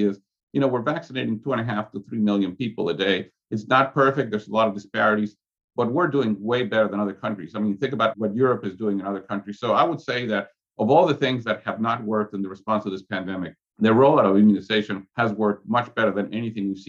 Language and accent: English; Mexico; now in Atlanta, United States; I'm from Mexico. I speak Spanish.